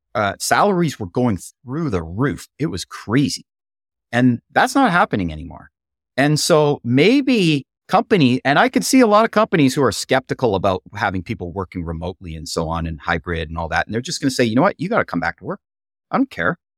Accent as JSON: {"language": "English", "country": "Canada", "said": "I'm hailing from Canada"}